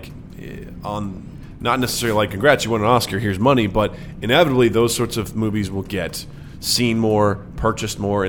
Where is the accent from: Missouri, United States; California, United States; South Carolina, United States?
Missouri, United States; rural; moved away; there were some movies I was interested in growing up, and I was like, rural Missouri, ain't going to see it